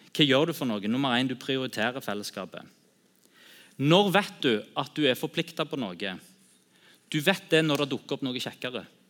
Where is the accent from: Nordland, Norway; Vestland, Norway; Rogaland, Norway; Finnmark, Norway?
Rogaland, Norway; Sandnes; also born or lived in Bryne; jeg er oppvokst på Bryne og er Bryne-supporter. og alltid holdt med Bryne, de røde. Og så flytta til Sandnes når jeg var åtte